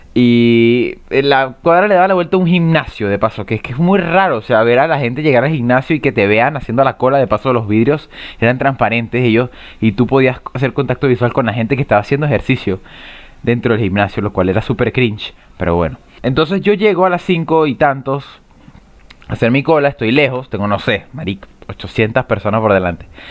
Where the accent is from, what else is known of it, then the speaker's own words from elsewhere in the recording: Venezuela; moved away as an adult; now in Chile; yo soy venezolano, yo soy veneco